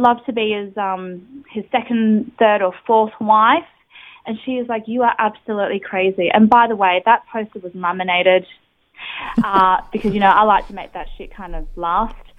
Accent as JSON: {"language": "English", "country": "Australia", "tie": "born or raised there", "said": "a young person growing up in Australia"}